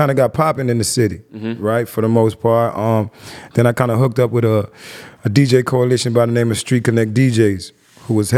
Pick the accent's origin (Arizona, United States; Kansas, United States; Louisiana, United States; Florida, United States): Florida, United States; Miami; also born or lived in Queens, New York; I was born in Queens. I moved to Miami, though, when I was maybe 5